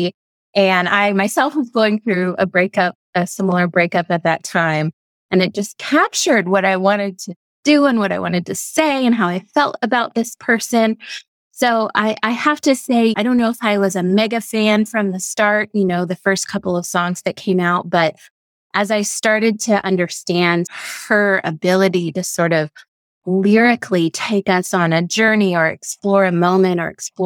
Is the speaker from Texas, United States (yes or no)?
yes; Texas, United States; I grew up in Texas